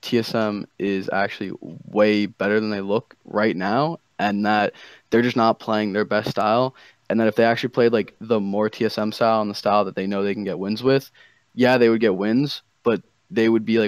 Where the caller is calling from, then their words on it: New Jersey, United States; New Jersey, dude. New Jersey.